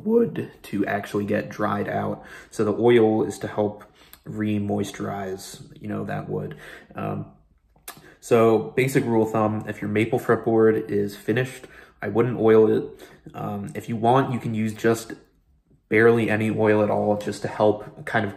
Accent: Pennsylvania, United States; moved away; my home state of Pennsylvania

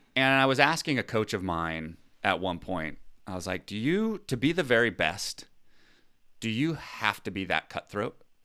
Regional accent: United States; I'm American

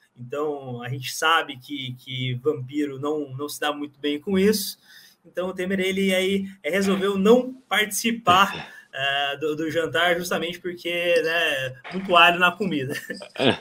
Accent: Paraná, Brazil; eu sou do Paraná

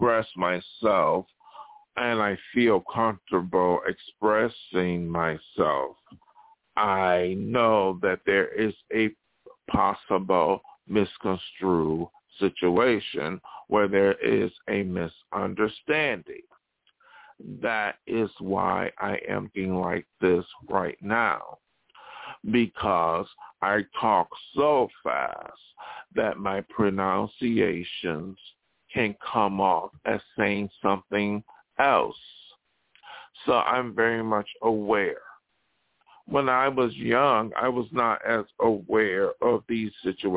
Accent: Buffalo, New York, United States; moved away; also born or lived in Los Angeles; in my hometown

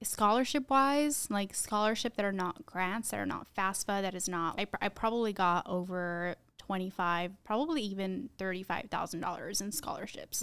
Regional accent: Tucson, Arizona, United States; we grew up in Tucson

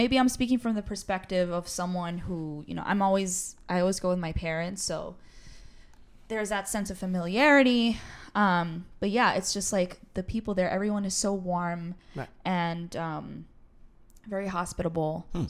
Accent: New York, United States; born and raised in New York, yes. But I try to go to Colombia like every year, every other year or so.

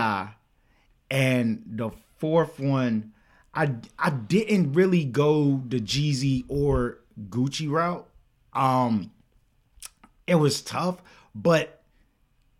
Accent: the South, United States; We're from the South

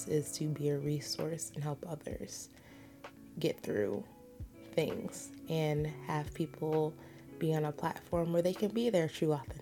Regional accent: United States; I am American

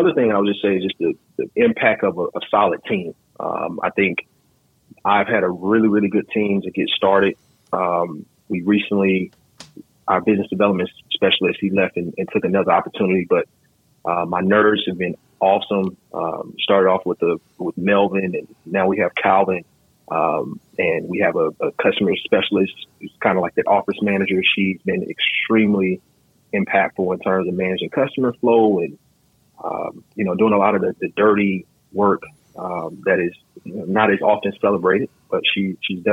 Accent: Atlanta, Georgia, United States; moved away as an adult; also born or lived in Winston-Salem, North Carolina / Greensboro, North Carolina / Washington, District of Columbia, United States; now in Virginia, United States; I'm originally from Atlanta, Georgia. I lived there until I was about 21. I went to Morehouse College. So I actually went to college in the same city that I grew up in.

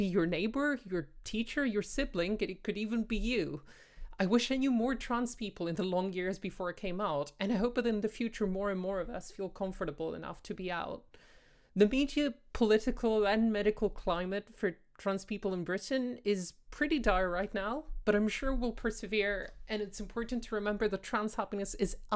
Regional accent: Greece; Growing up in Greece, I graduated school without knowing a single openly LGBT classmate

